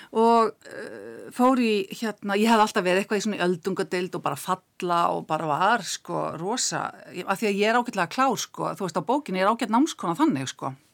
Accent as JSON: {"language": "Icelandic", "town": "Keflavík", "region": "Southern Peninsula", "country": "Iceland", "tie": "born or raised there", "said": "ég holst upp í Keflavík"}